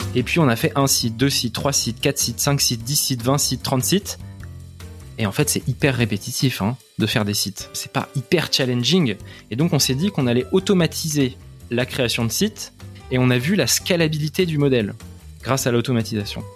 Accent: Le Chesnay, Île-de-France, France; Je suis né au Chénet, dans les Yvelines

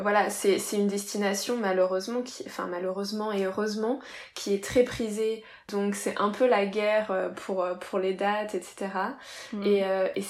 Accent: Reims, Grand Est, France; moi je viens de, de Reims

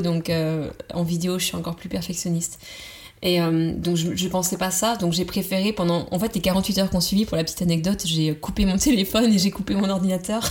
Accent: Vendée, Pays de la Loire, France; moved away as an adult; also born or lived in Nantes; je venais de Vendée, c'est la campagne vendéenne

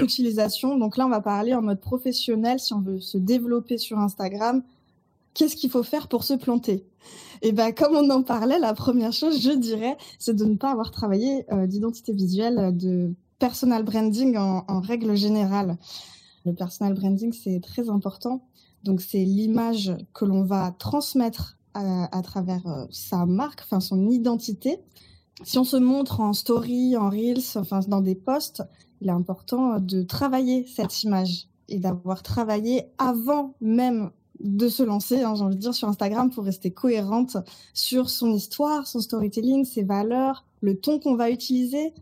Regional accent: Burgundy, Bourgogne-Franche-Comté, France; also born or lived in Toulouse; now in Marseille, France; Je vis à Marseille. Je suis originaire de Bourgogne

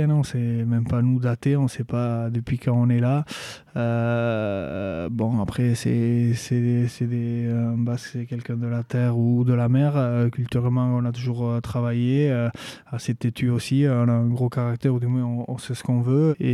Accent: Basque Country, France; Euh, moi, j'ai toujours grandi ici. Euh, je suis né au Pays-Bas. J'ai toujours parlé en basque aussi.

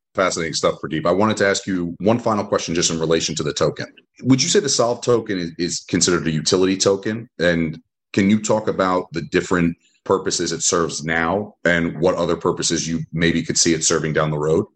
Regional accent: Aventura, Florida, United States; I grew up in uh, Aventura

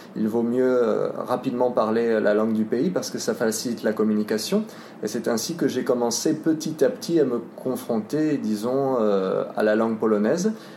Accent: France; moved away as an adult; now in Poland; j'ai 23 euh, ans, je suis français.

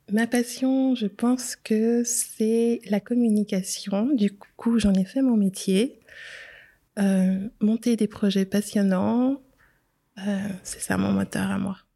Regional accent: DR Congo; also born or lived in Geneva, Switzerland; now in Switzerland; je suis originaire de la République démocratique du Congo.

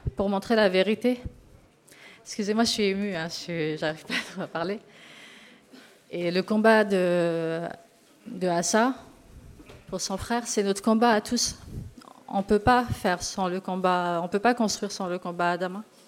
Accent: Sarcelles, Île-de-France, France; je viens de Sarcelles.

